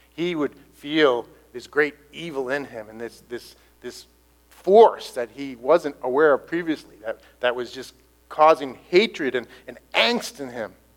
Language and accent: English; United States; I'm an Irish American